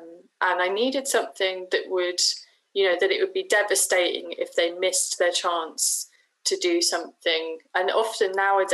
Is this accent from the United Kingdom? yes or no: yes; Shoreham-by-Sea, South East England, United Kingdom; my hometown of Shoreham-by-Sea